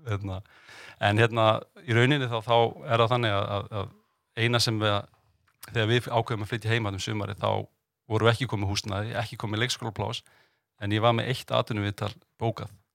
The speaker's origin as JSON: {"language": "Icelandic", "town": "Reykjavík", "region": "Capital Region", "country": "Iceland", "tie": "born or raised there", "also_born_or_lived": "Denmark", "said": "ég er vestubæðingur, káeringur, sjálfsögðu, en ég er enda fættur í Danmörku"}